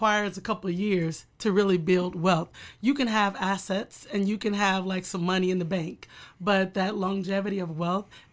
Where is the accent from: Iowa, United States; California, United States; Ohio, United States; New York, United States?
Iowa, United States; Waterloo; I'm born and raised in Waterloo